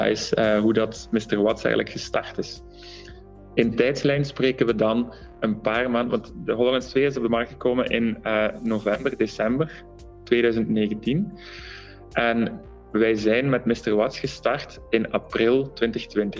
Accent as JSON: {"language": "Dutch", "region": "Flanders", "country": "Belgium", "said": "wij zijn heel bescheiden als Vlamingen"}